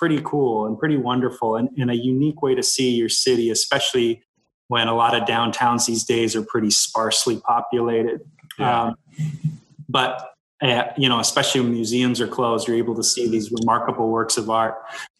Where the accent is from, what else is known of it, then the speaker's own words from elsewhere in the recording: Salt Lake City, Utah, United States; moved away; I was actually in my hometown with my wife and kids recently, Salt Lake City, Utah.